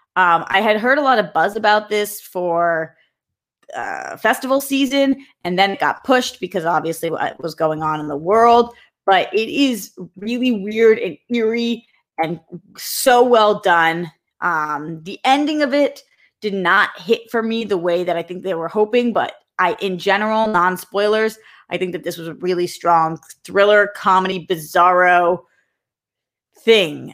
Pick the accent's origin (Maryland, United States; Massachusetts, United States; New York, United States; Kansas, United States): Massachusetts, United States; Boston; I'm from Boston